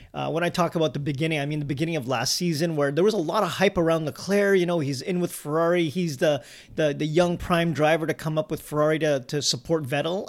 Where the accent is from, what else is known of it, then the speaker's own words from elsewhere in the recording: Canada; we're a Canadian-based podcast helping to grow the sport in our home and native land